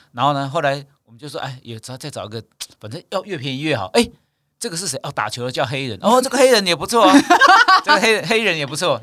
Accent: Keelung, Taiwan; 我是基隆出生的啊

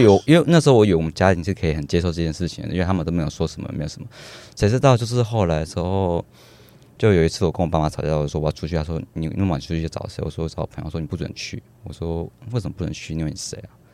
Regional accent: southern Taiwan, Taiwan; now in Taipei, Taiwan; 我为什么会来台北生活，因为我是南部人

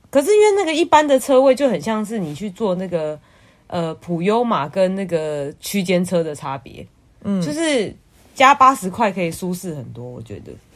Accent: Taiwan; 我是台湾人

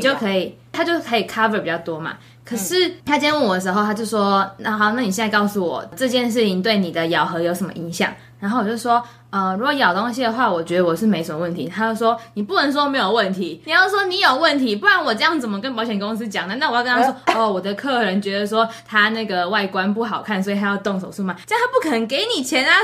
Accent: Taiwan; now in Oregon, United States; 我台湾人爱台湾呢

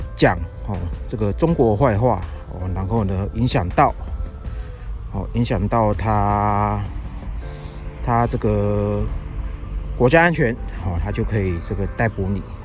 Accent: Yilan, Yilan County, Taiwan; now in Taipei, Taiwan; 我现在人呢，是在我的老家，哦，在宜兰

